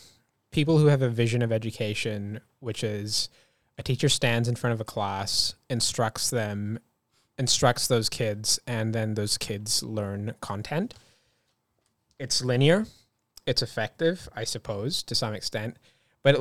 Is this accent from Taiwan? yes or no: no; Dunedin, Otago, New Zealand; I was born here, but I was born in Dunedin, which is a very, you know, not culturally diverse place in New Zealand. But even in saying that, my school in Dunedin was incredibly culturally diverse.